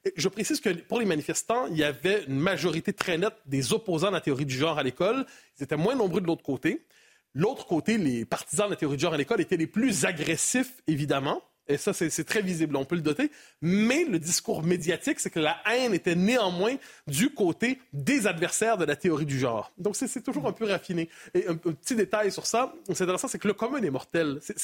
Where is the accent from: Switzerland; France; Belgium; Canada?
Canada